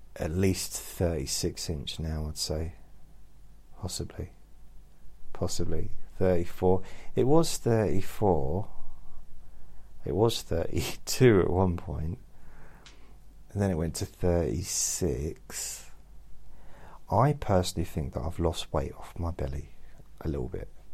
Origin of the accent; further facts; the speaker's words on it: London, United Kingdom; moved away; I was born in London, but I lived in London for many years